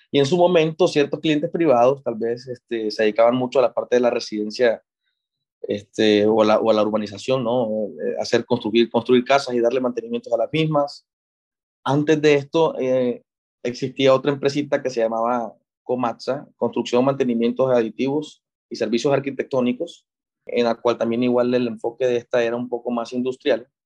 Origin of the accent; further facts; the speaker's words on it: Monterrey, Nuevo León, Mexico; la, mitad fue en, Monterrey, mi ciudad de origen, y la otra mitad aquí fue en la Universidad Americana.